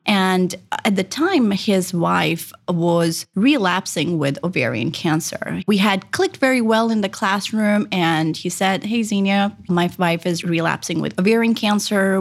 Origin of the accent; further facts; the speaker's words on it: Japan; English is a second language; moved away as an adult; also born or lived in India / Sydney, Australia; now in Columbus, United States; I was born in India. I was raised in Japan